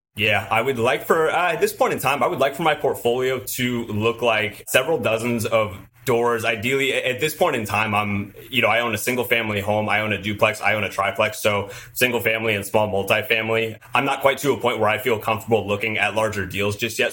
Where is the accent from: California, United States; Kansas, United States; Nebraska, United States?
California, United States; Southern; I'm from Southern California, I've lived here just about my whole life